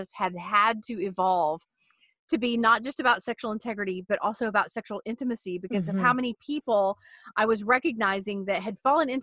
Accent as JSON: {"language": "English", "country": "United States", "said": "as an American woman"}